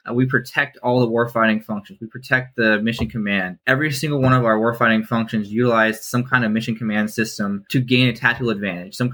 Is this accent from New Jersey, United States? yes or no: no; Kansas City, Kansas, United States; born there; also born or lived in Oregon / Maryland; I was born in Kansas City, Kansas, and I've lived split between Kansas City, Oregon, and Maryland before I joined the military.